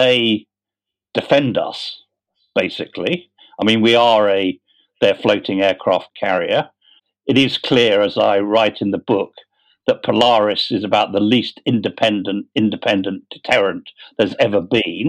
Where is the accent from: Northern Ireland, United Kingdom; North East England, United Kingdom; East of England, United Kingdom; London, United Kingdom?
London, United Kingdom; I was born in London and brought up in London